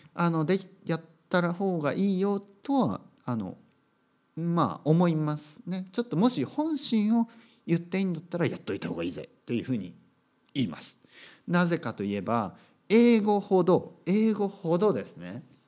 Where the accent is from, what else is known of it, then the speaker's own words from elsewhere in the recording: Kyushu, Japan; 僕は九州出身です